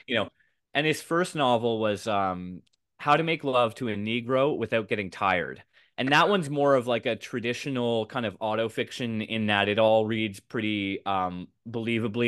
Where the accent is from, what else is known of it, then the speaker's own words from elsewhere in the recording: Canada; I'm from Canada